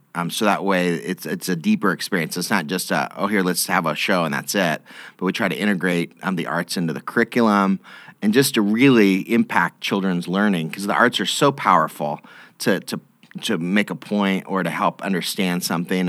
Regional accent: Boise, Idaho, United States; moved away as an adult; now in Lincoln, United States; I grew up in in Idaho, in the, the Boise area

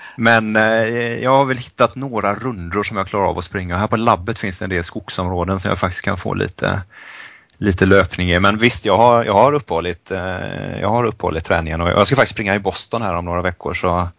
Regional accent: Sweden; moved away as an adult; det finns mycket saker man saknar hemma i Sverige

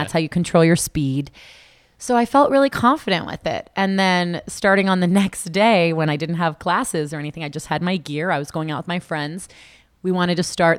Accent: South Florida, United States; also born or lived in Tallahassee, Florida; I was born and raised in South Florida

